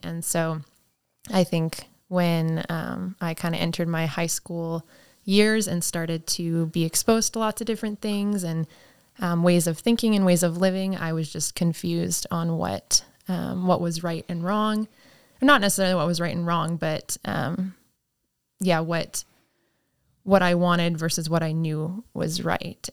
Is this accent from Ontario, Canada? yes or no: no; Saskatchewan, Canada; I grew up in Saskatchewan, Canada